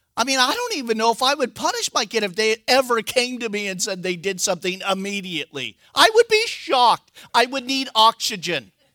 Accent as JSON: {"language": "English", "country": "United States", "said": "I'm an American"}